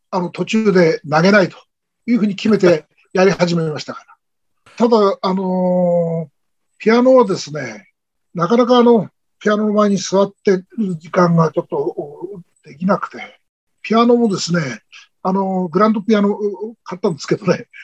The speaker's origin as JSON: {"language": "Japanese", "region": "Miyagi", "country": "Japan", "tie": "born or raised there", "said": "地元宮城県の佐藤先生と出会って"}